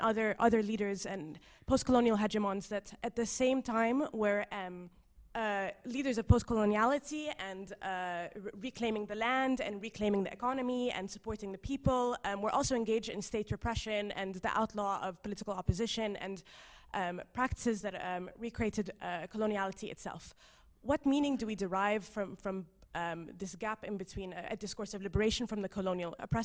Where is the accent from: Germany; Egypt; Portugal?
Egypt; moved away; I'm from Egypt.